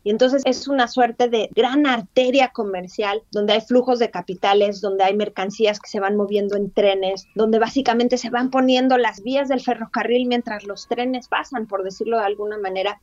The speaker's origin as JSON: {"language": "Spanish", "country": "Mexico"}